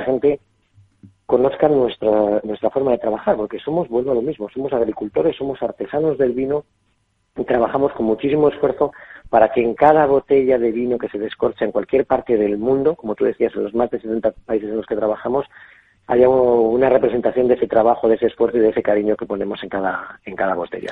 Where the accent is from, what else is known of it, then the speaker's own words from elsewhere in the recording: Valladolid, Castile and León, Spain; moved away as an adult; now in La Rioja, Spain; siendo castellano, yo soy nacido en Valladolid